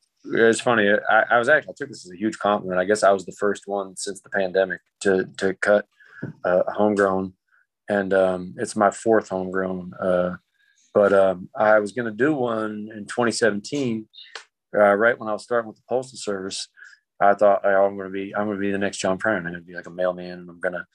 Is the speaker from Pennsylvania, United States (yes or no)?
yes; Pennsylvania, United States; I'm from Pennsylvania, but I always have this like drawly thing that I do.